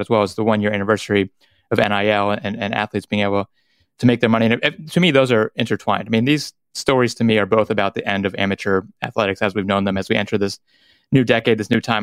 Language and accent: English; North Carolina, United States; growing up in North Carolina